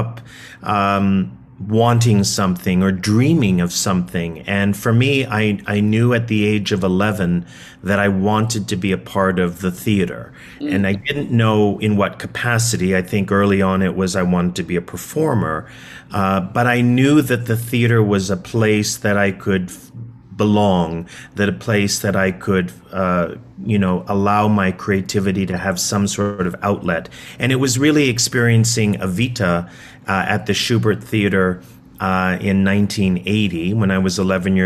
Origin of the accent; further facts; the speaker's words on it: Toronto, Ontario, Canada; moved away as an adult; also born or lived in New York City; I was a kid from Toronto, Canada. I grew up in Toronto